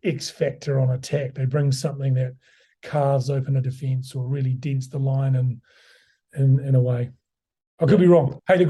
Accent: New Zealand; moved away as an adult; now in London, United Kingdom; I come from New Zealand

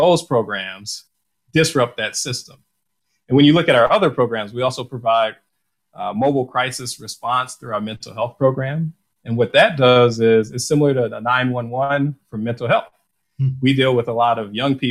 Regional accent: Detroit, Michigan, United States; me growing up in Detroit

